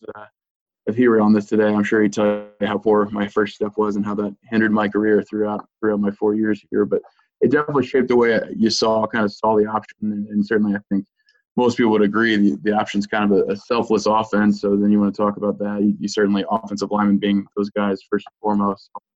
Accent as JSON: {"language": "English", "town": "Lynchburg", "region": "Virginia", "country": "United States", "also_born_or_lived": "Lexington, Virginia", "said": "I'm actually from Lynchburg, Virginia, which is in uh, central Virginia"}